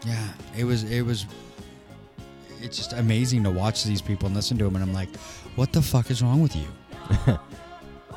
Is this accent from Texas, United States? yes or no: no; Maple Valley, Washington, United States; I grew up in Maple Valley, and Maple Valley was very racist as I was growing up